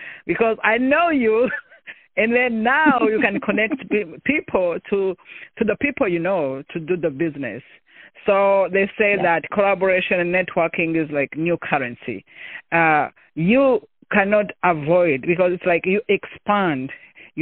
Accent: Rwanda; moved away as an adult; I'm originally from Rwanda

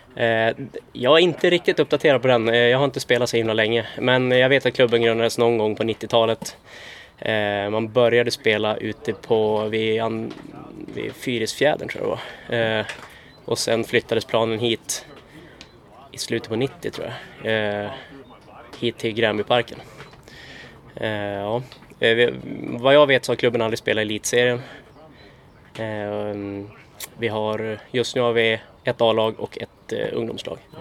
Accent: Norrland, Sweden; now in Uppsala, Sweden; jag växte upp i Norrland

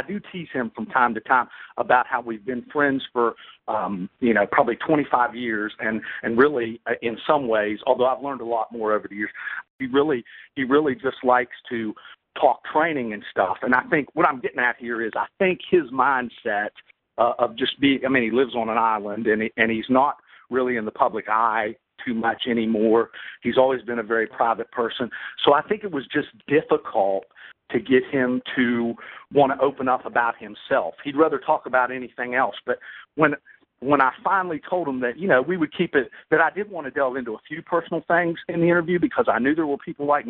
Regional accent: Bridgeport, West Virginia, United States; I always love talking about my hometown because I still say to this day that probably the 5 or 10 toughest guys I've ever met in my life are from Bridgeport, West Virginia. And that's where I grew up, a little town in north central West Virginia

